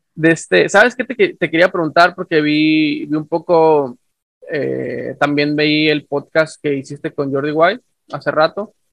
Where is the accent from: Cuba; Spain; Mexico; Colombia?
Mexico; northern Mexico; yo soy de México del Norte, ah, y acá somos, eh, somos, me incluyo porque soy parte, ¿no? del, del, del, del, México norteño